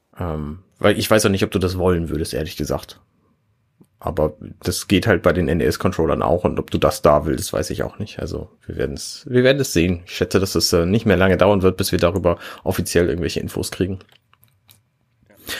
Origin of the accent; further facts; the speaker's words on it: Hamburg, Germany; als Hamburger mit Hamburger Internet